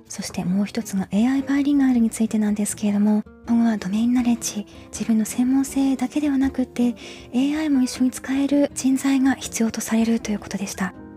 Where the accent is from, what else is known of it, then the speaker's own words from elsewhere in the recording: Yamagata, Japan; moved away as an adult; now in United States; 山形の私の実家になるんですけれども